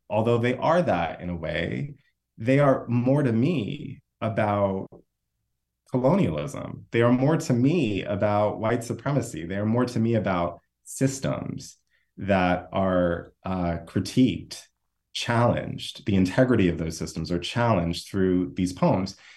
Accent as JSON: {"language": "English", "country": "United States", "said": "I'm from the United States"}